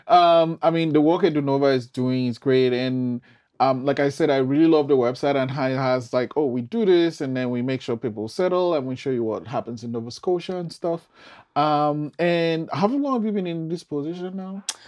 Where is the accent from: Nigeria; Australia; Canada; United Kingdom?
Nigeria; I'm from Nigeria